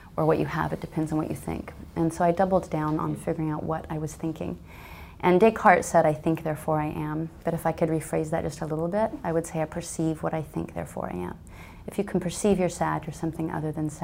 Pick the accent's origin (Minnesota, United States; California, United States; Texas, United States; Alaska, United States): Alaska, United States; I'm from Alaska. My family were pioneers. I grew up on a homestead